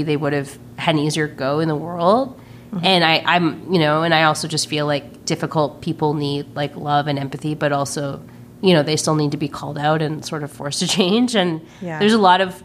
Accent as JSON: {"language": "English", "town": "Burlington", "region": "Ontario", "country": "Canada", "tie": "born or raised there", "also_born_or_lived": "Toronto", "said": "my adolescence growing up in Burlington, Ontario"}